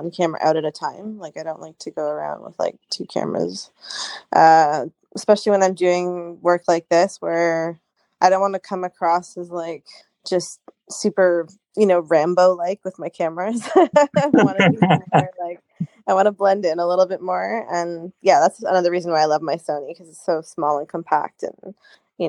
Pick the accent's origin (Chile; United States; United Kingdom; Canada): Canada; I live in Canada. I grew up in Canada